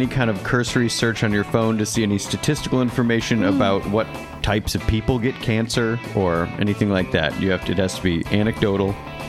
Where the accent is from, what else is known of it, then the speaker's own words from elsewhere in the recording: Northern Michigan, United States; Growing up in Michigan, Northern Michigan, mostly knew white people.